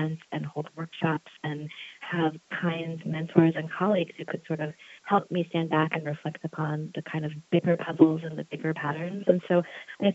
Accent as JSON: {"language": "English", "town": "Charlottesville", "region": "Virginia", "country": "United States", "tie": "born or raised there", "said": "my hometown here in Charlottesville, Virginia"}